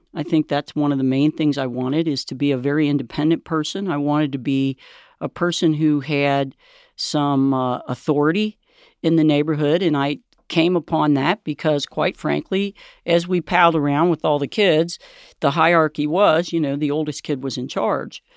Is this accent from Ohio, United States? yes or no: yes; Cincinnati, Ohio, United States; we grew up in Price Hill